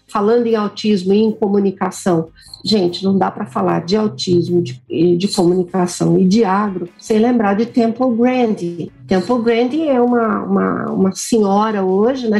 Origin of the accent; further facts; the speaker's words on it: Uberlândia, Minas Gerais, Brazil; eu sou mineira de Uberlândia